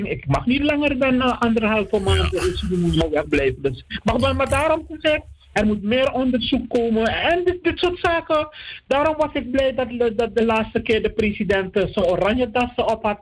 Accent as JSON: {"language": "Dutch", "country": "Netherlands", "said": "ik ben ook onder jurisdictie van de Nederlandse wet als Nederlander."}